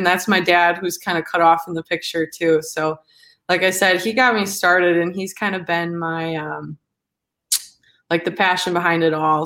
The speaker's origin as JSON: {"language": "English", "town": "Manitowoc", "region": "Wisconsin", "country": "United States", "tie": "born or raised there", "lives_now": "Milwaukee, United States", "said": "I'm from Wisconsin, born and raised from like the Manitowoc area, northeast Wisconsin. And I'm currently living in Milwaukee"}